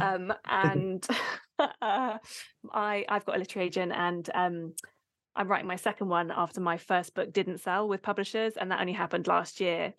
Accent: Abingdon, South East England, United Kingdom; I grew up in Abingdon in the UK

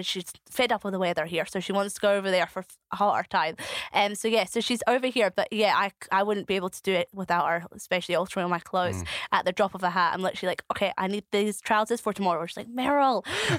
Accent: Edinburgh, Scotland, United Kingdom; accent: varied South African and Scottish; also born or lived in South Africa / Basildon, Essex; now in East Lothian, United Kingdom; we moved from Essex to Edinburgh, and then I moved from Edinburgh out to East Lothian, where I live now.

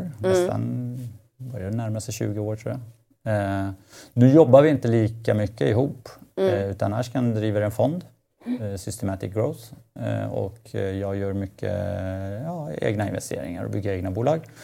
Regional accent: Stockholm, Stockholm County, Sweden; Ja, jag växte upp i Husby.

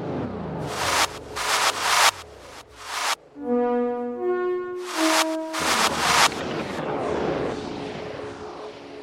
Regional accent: Ireland; I'm Irish. Like, it was an affront to my heritage.

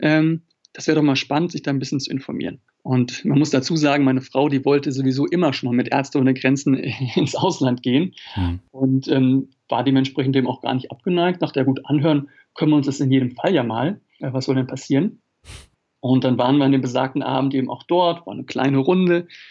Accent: Germany; als Deutscher

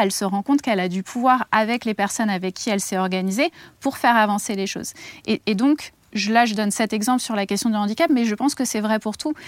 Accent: near Melun, Île-de-France, France; à Melun, euh, pas loin de, de là d'où je viens

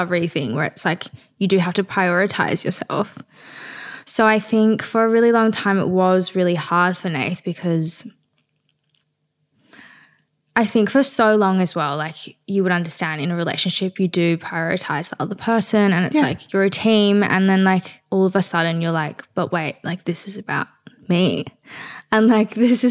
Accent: Australia; an Australian Chinese

